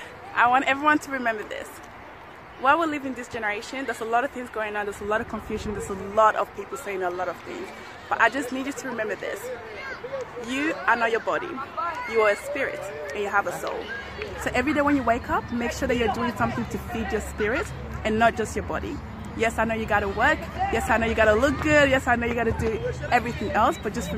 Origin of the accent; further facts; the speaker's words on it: Togo; also born or lived in Ghana; I was born in Ghana, but I'm actually from Togo. Because my friends are from Togo, so I'm Togolese.